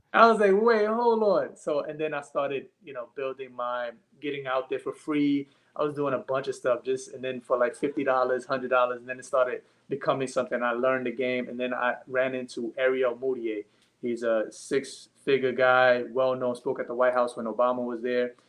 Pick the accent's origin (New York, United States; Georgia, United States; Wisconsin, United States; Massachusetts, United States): New York, United States; New York City; also born or lived in Long Island, New York; I'm from Brooklyn, New York, and then I did a high school and a little bit of middle school in Long Island